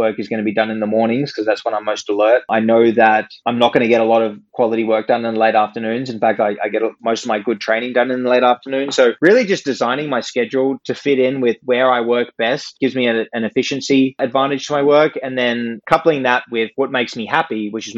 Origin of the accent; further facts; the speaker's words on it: Sydney, New South Wales, Australia; moved away as an adult; also born or lived in Stanford, United States; I came back from America and moved back to home in Sydney